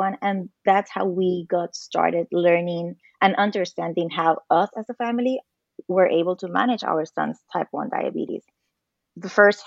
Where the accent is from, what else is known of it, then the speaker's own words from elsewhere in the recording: Puerto Rico; now in United States; I was born and raised in Puerto Rico, a Caribbean girl.